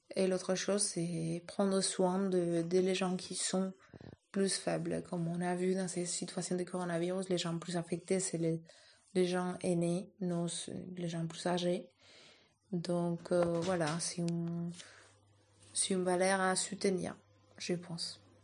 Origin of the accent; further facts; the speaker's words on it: Madrid, Community of Madrid, Spain; moved away; je suis de Madrid